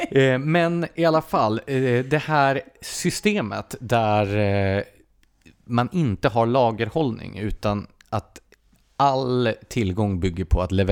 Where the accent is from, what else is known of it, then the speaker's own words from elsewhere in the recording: Skåne, Sweden; Som skåning kan jag ändå, nej, jag fattar vad du menar.